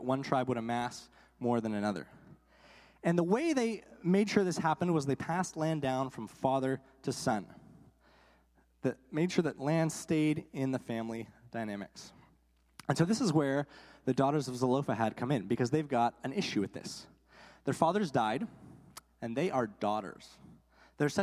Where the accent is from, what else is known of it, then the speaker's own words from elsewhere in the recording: Guelph, Ontario, Canada; I grew up in Guelph, Ontario